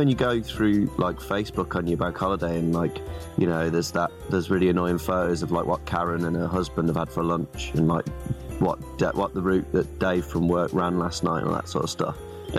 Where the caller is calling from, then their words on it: London, United Kingdom; A shed in southeast London.